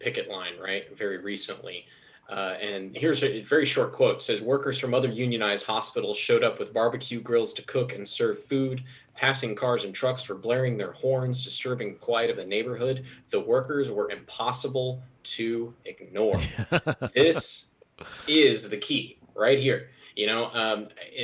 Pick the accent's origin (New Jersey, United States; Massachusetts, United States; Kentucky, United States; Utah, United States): Kentucky, United States; Hardin County; now in Louisville, United States; when I was growing up in Hardin County, everybody I knew would go work at the Amazon factory